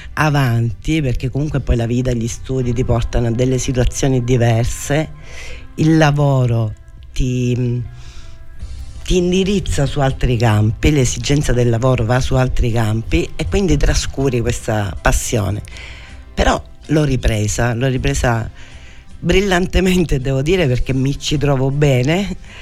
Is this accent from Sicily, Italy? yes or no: yes; Forza d'Agrò, Sicily, Italy; sono nata e cresciuta a Forza da d'Agro